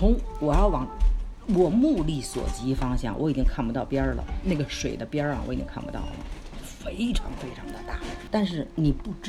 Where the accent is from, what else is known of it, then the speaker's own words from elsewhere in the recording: Beijing, China; 是中国人吗？我说对，是中国人。从哪儿来？我说我们从北京来。